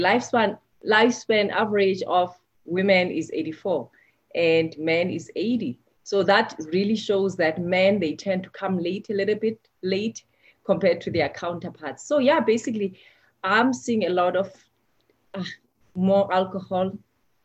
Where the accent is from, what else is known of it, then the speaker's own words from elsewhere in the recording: South Africa; moved away as an adult; I come from South Africa, and looking back, I've practiced medicine more here than back home.